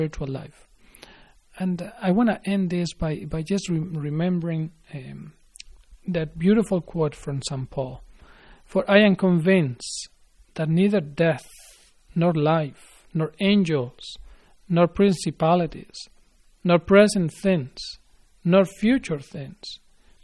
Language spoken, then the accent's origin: English; Spain; moved away; I am from Spain